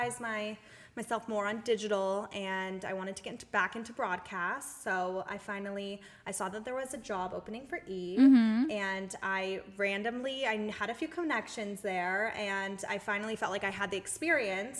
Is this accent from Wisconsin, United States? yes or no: no; Las Vegas, Nevada, United States; moved away as an adult; also born or lived in Santa Barbara / Long Beach; I was born and raised in Las Vegas, and I left after high school and went to college in Santa Barbara